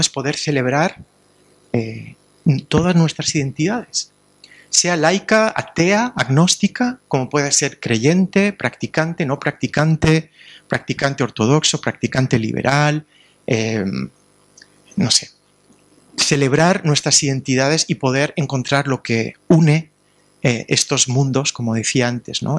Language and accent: Spanish; Alicante, Valencian Community, Spain; en Alicante, de donde vengo yo